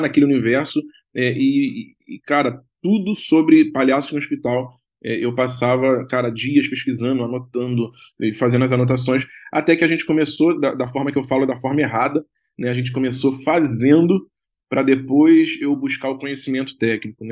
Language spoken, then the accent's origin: Portuguese; Rio de Janeiro, Brazil; eu sou do Rio